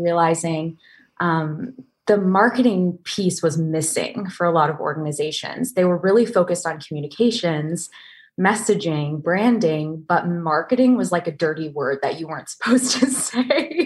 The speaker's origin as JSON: {"language": "English", "town": "Maple Corner", "region": "Vermont", "country": "United States", "tie": "born or raised there", "moved": "yes", "said": "the quaint little village of Maple Corner, Vermont"}